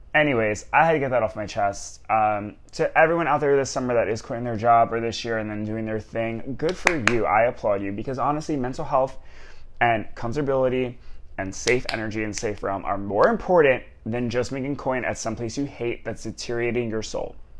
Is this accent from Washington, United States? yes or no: no; New York, United States; moved away as an adult; born and raised in New York